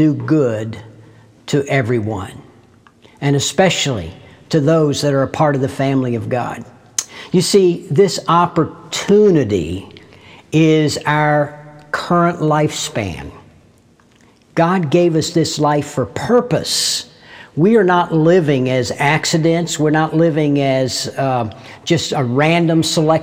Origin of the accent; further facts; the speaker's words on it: United States; in my case, the United States of America